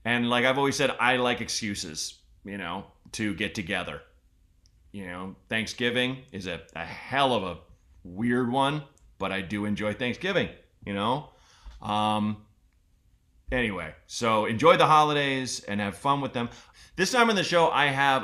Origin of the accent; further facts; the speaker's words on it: Portland, Oregon, United States; moved away; I grew up in Portland, Oregon